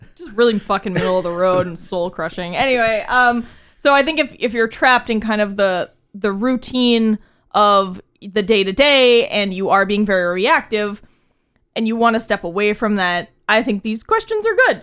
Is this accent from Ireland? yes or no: no; New England, United States; We are from New England